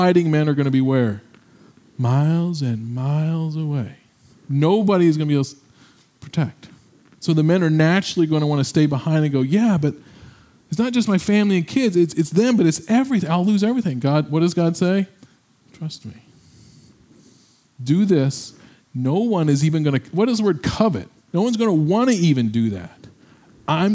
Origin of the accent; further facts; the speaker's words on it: Midwest, United States; we're from the Midwest